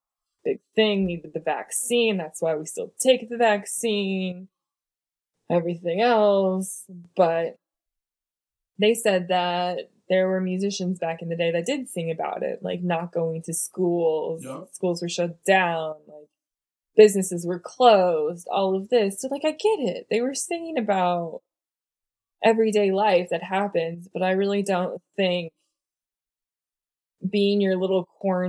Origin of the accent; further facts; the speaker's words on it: the South, United States; accent: southern; Bringing out my southern accent over here.